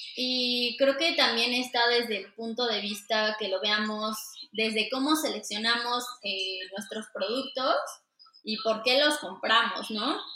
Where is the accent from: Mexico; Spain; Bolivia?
Mexico; Mexico City; soy de aquí de, México, nací y crecí en la Ciudad de México, específicamente en Xochimilco.